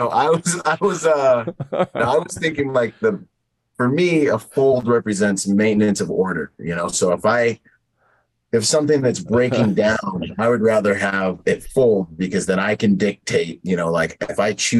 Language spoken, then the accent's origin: English; Bahamas; now in United States; I was born in the Bahamas, so I actually can swim. You know, I grew up in spearfish.